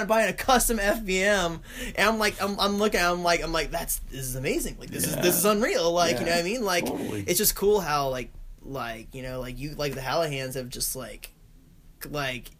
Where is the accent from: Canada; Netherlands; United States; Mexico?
United States; Longwood, Florida; I came away from Longwood, Florida